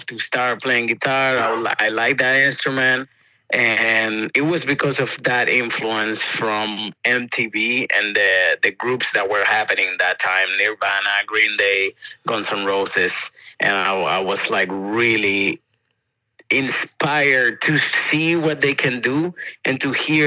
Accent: Santo Domingo, Distrito Nacional, Dominican Republic; English is a second language; moved away as an adult; also born or lived in Boston, United States; now in Brooklyn, New York, United States; I grew up in the capital, in Santo Domingo.

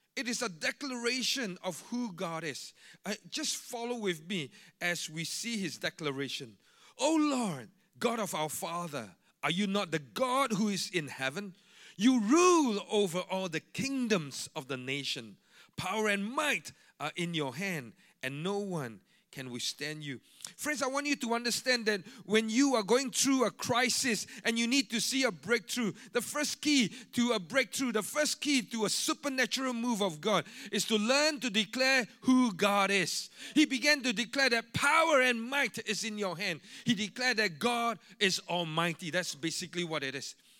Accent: Singapore; I'm a Singaporean

